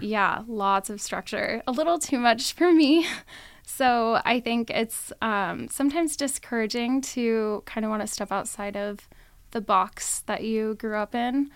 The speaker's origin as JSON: {"language": "English", "town": "Las Vegas", "region": "Nevada", "country": "United States", "tie": "born or raised there", "also_born_or_lived": "Reno, Nevada", "said": "I am born and raised in Vegas"}